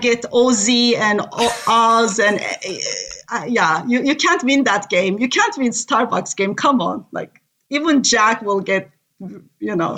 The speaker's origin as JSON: {"language": "English", "country": "Turkey", "tie": "born or raised there", "first_language": "Turkish", "second_language": "English", "moved": "yes", "said": "I'm from Turkey, born and raised"}